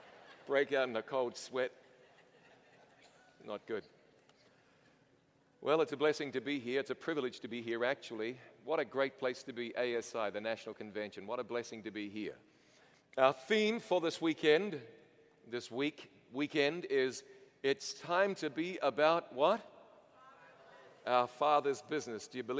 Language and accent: English; New Zealand; I'm from New Zealand originally.